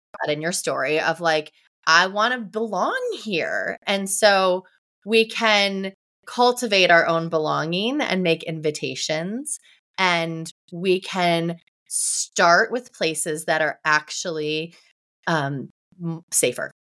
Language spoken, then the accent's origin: English; Ohio, United States; moved away as an adult; also born or lived in Tampa, Florida; I grew up in Ohio, and I went to college at the University of Tampa